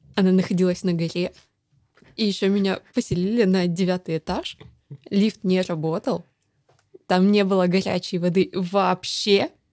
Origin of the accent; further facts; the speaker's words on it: Dalnegorsk, Primorsky Krai, Russia; moved away; я родилась в Дальнегорске. Это в Приморском крае, супер небольшой mm-hmm. город